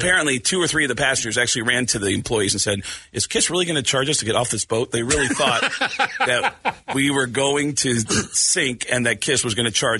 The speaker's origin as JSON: {"language": "English", "region": "Arizona", "country": "United States", "tie": "born or raised there", "moved": "yes", "said": "I grew up here in Arizona. Well, my formative years were here in Arizona."}